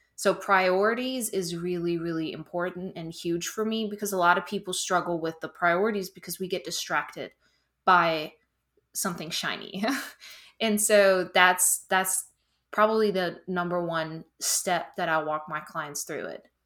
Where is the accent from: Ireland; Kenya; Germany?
Germany; moved away as an adult; now in South Carolina, United States; I'm originally from Germany. I moved in twenty seventeen, so it's been six years in the upstate of South Carolina